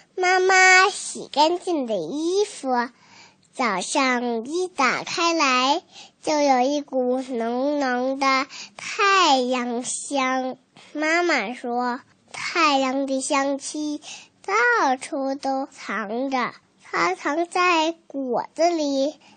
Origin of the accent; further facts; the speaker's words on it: Yueyang, Hunan, China; 我马上就要过四岁生日了，我来自湖南沈岳阳县，我是机关幼儿园的小朋友，中一班